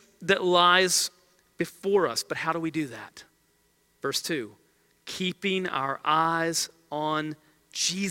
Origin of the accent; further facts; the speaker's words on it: United States; as American believers